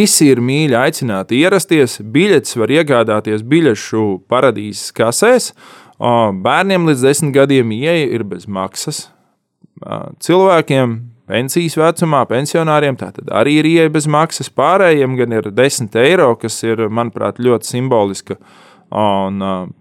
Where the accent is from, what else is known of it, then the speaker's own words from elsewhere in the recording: Talsi, Kurzeme, Latvia; Es esmu dzimis Latvijā, Jā, Talsos.